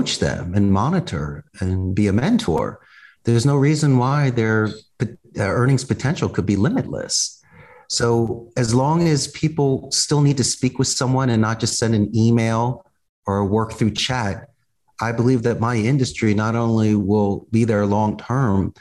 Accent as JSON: {"language": "English", "town": "Philadelphia", "region": "Pennsylvania", "country": "United States", "tie": "born or raised there", "moved": "as an adult", "lives_now": "Costa Rica", "said": "I'm originally from Northeast Philadelphia, and when I graduated back in 1991, Abington High School"}